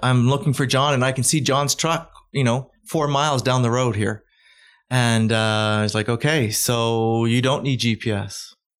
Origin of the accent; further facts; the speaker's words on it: Calgary, Alberta, Canada; I'm from Calgary